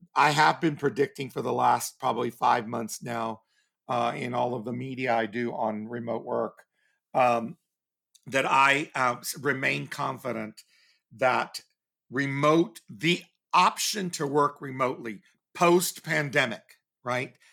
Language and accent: English; Texas, United States; growing up in Texas